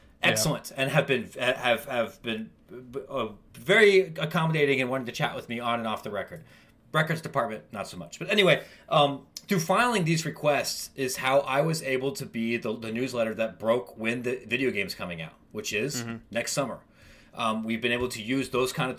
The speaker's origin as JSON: {"language": "English", "region": "Ohio", "country": "United States", "tie": "born or raised there", "said": "I grew up in Bumblefart, Ohio, and went to Ohio State"}